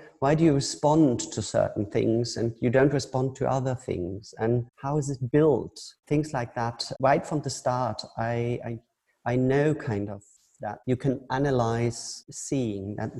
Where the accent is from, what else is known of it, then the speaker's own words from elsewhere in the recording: Hamburg, Germany; now in Düsseldorf, Germany; I grew up in Hamburg, in north of Germany